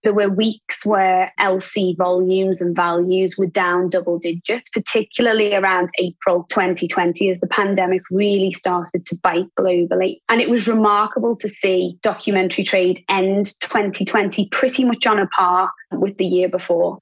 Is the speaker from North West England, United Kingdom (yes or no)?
yes; Liverpool, North West England, United Kingdom; also born or lived in Asia Pacific; now in Singapore; I was born in Liverpool.